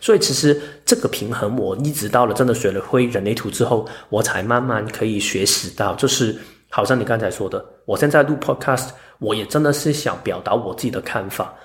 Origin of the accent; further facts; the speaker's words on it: Hong Kong; now in Taiwan; 我是一个香港人，嗯。我是两个身份，我不需要在两个里面跳一个来说，因为我就是一个住在台湾的香港人